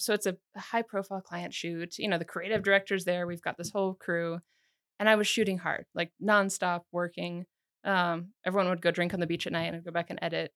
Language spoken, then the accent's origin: English; United States; also born or lived in Sweden; now in Missoula, United States; Sweden's really easy place to live as an American